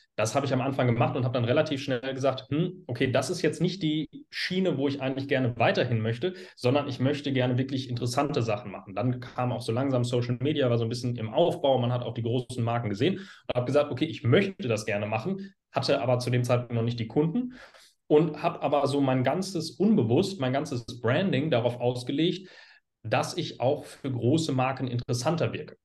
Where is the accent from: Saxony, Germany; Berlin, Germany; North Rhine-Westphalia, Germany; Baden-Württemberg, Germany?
North Rhine-Westphalia, Germany; Hagen; ich komme aus Hagen